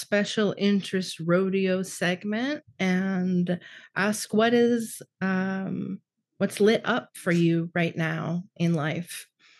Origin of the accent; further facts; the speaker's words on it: Ohio, United States; as like a young queer person growing up in Ohio